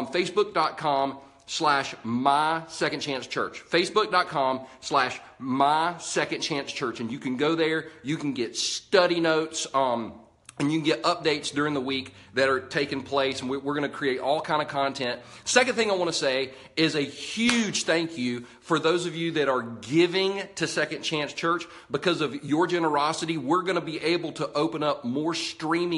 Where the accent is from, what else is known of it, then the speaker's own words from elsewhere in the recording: United States; I'm an American